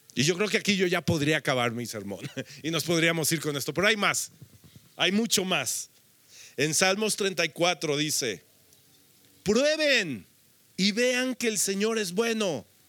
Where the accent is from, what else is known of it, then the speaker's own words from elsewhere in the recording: Mexico; nosotros creo que como mexicanos, había, aquí habemos varias naciones representadas, pero estamos en México